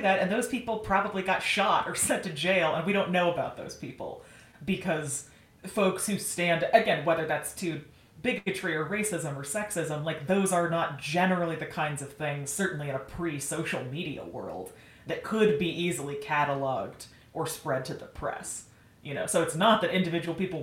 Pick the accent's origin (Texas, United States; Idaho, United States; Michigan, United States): Idaho, United States; certainly for the state of Idaho, had a better than average education